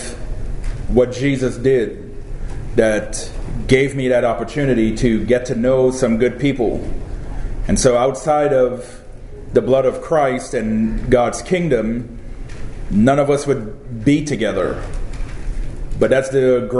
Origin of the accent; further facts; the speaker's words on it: Trinidad & Tobago; also born or lived in California; now in Florida, United States; I was born in Trinidad. That's where I was baptized.